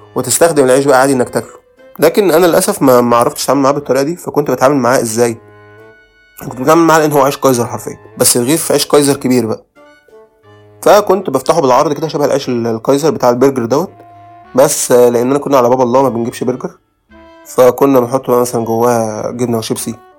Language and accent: Arabic; Alexandria, Alexandria Governorate, Egypt; moved away; also born or lived in Asyut; أنا من إسكندرية